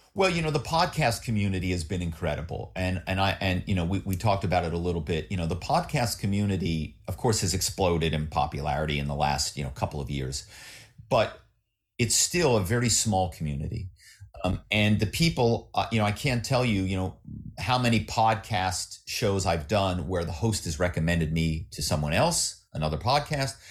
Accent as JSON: {"language": "English", "town": "Philadelphia", "region": "Pennsylvania", "country": "United States", "tie": "born or raised there", "also_born_or_lived": "New York", "moved": "as an adult", "lives_now": "Malibu, United States", "said": "I grew up in Philly"}